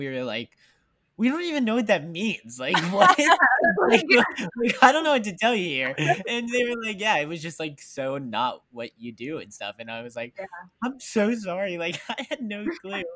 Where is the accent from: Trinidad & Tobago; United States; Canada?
United States; West Virginia; moved away; I am from West Virginia